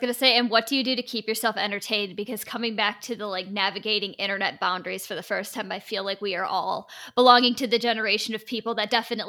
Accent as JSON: {"language": "English", "region": "Michigan", "country": "United States", "said": "We're Michigan. We're not as cold as you, but we are your neighbors."}